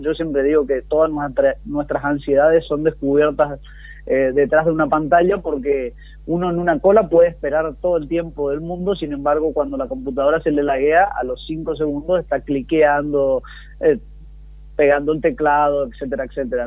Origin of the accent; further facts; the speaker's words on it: Argentina; vivir en un país como el nuestro